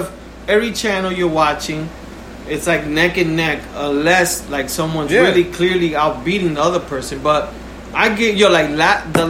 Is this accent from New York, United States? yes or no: yes; New York City, New York, United States; now in New Jersey, United States; I come from New York